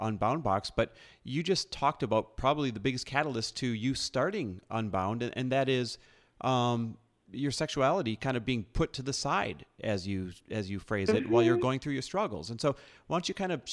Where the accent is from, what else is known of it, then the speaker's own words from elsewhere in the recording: Wisconsin, United States; I grew up in the Midwest as well, Wisconsin